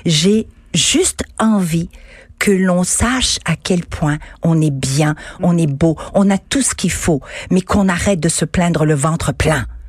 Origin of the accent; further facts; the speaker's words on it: Quebec, Canada; Je suis québécoise, canadienne, je suis femme, je suis européenne, je suis universelle, puisque je viens d'origines multiples